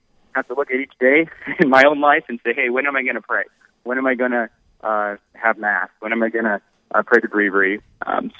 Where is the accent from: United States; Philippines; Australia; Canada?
United States; Eden, South Dakota; now in Aberdeen, United States; I'm from Eden, South Dakota. So yeah, my family is farmers